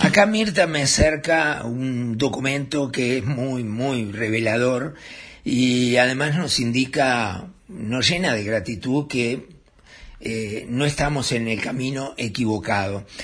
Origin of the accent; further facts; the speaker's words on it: Uruguay; somos solidarios los uruguayos